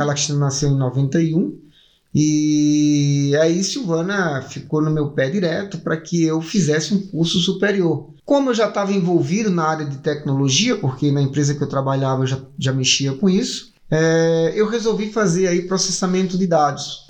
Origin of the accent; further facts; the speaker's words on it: Paraíba, Brazil; moved away as an adult; now in São Paulo, Brazil; tanto eu quanto a minha esposa nós somos do estado da Paraíba.